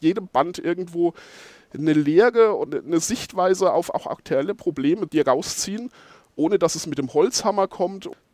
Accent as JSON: {"language": "German", "town": "Geldersheim", "region": "Bavaria", "country": "Germany", "said": "ich bin äh, aus Geldersheim bei Schweinfurt"}